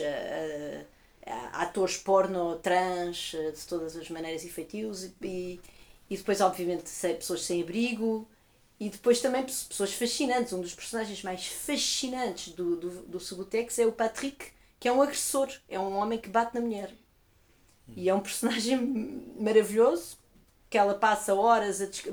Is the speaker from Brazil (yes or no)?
no; Portugal; eu sou portuguesa